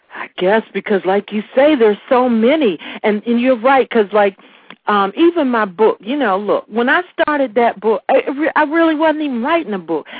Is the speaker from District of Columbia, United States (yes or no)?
yes; Washington, District of Columbia, United States; I'm from Anacostia, D.C.